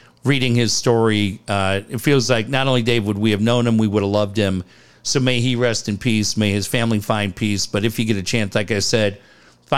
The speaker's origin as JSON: {"language": "English", "town": "Encinitas", "region": "California", "country": "United States", "tie": "born or raised there", "said": "growing up in Encinitas"}